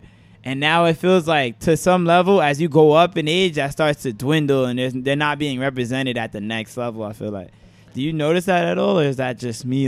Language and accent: English; New York City, New York, United States; growing up in New York